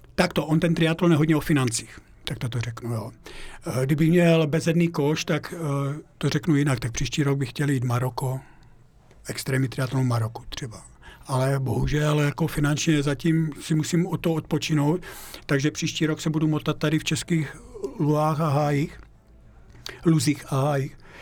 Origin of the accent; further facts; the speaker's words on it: Moravian Slovakia, near Uherské Hradiště, Zlín Region, Czechia; moved away as an adult; now in Austria; já pocházím ze, Slova, ze Slovácka, jo, žil jsem tam vlastně 25 let, no, no 25 let a ten kraj miluju kolem Uherského radiště